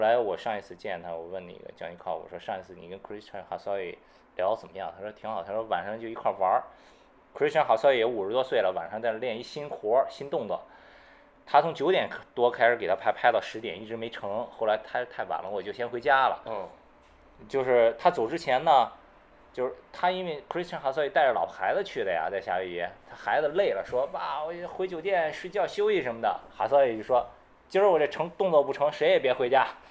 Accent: Qingdao, Shandong, China; moved away as an adult; also born or lived in Beijing; now in Shanghai, China; 我青岛人，然后毕业就去了北京

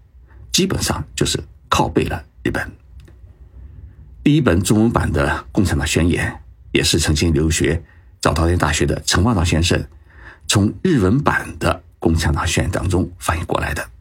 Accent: China; 我们中国人的爱国热情啊是异常的高涨，

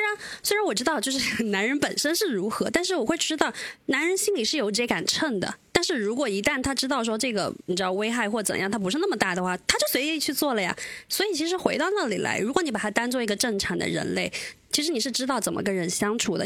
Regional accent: China; 我们中国人

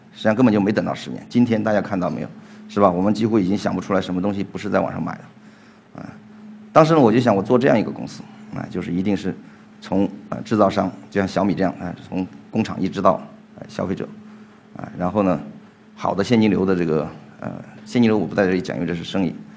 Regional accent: Guangzhou, Guangdong, China; 因为我是广州的

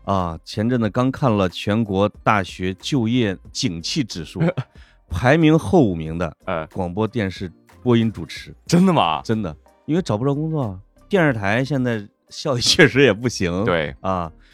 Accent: Puyang, Henan, China; accent: Henan dialect; moved away; 我是普通话说不标准，所以我在节目里经常用河南话

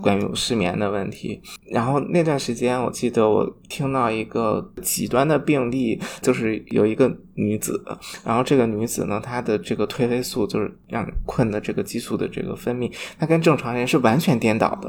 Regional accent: Shanxi, China; 我是山西人，山西是睡省

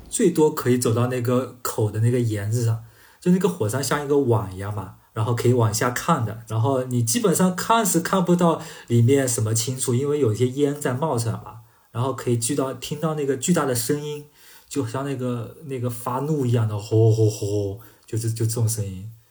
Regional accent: China; 我们中国人

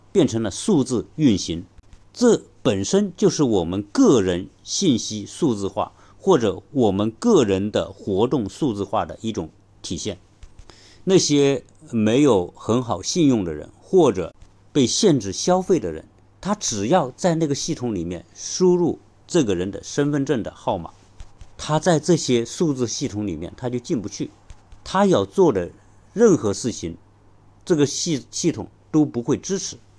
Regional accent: China; 我们中国人

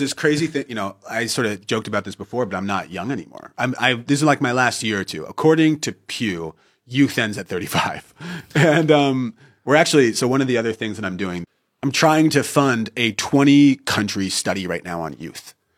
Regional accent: Northern California, United States; moved away as an adult; I was born in 1990 in Northern California

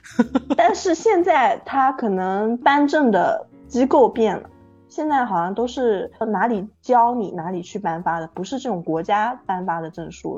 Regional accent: Taizhou, Zhejiang, China; moved away as an adult; now in Lishui, China; 我是浙江台州海边长大的人

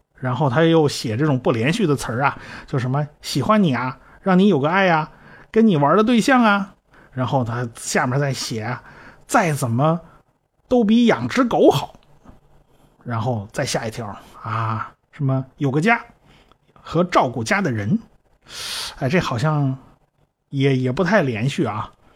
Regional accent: China; 我们中国人

